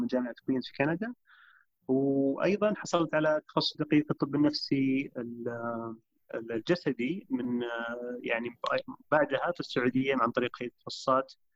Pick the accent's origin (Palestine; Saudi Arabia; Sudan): Saudi Arabia; Riyadh, Riyadh Province; also born or lived in Canada; انا شاب سعودي عمري 34 آه، سنه نشات وترعرعت في في الرياض